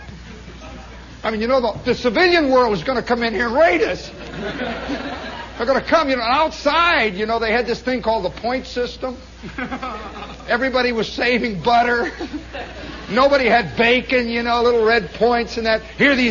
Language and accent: English; Hammond, Indiana, United States; I come from Hammond, you know, we never had kippers